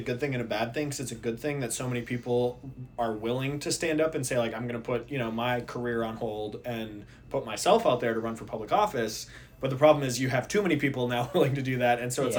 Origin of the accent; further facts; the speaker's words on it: Minnesota, United States; where I grew up in Minnesota. This is a weird small bunny trail. In Minnesota, when I was growing up, I was an election judge